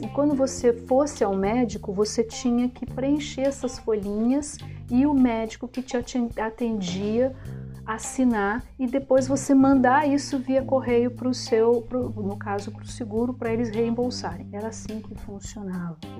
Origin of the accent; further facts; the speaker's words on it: Brasília, Federal District, Brazil; moved away as an adult; now in Germany; sou de Brasília